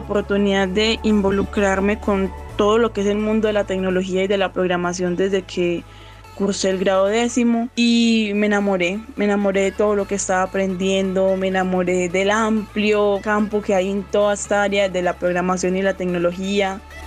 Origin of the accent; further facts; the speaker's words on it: Medellín, Antioquia, Colombia; yo soy de la ciudad de Medellín